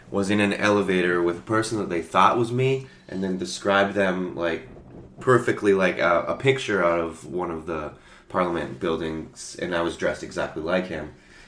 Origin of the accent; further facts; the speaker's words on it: Victoria, British Columbia, Canada; now in Toronto, Canada; Vancouver. Victoria, Vancouver.